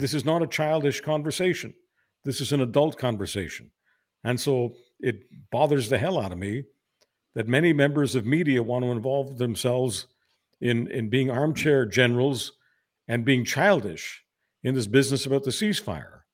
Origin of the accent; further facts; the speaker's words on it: Canada; I'm embarrassed as a Canadian.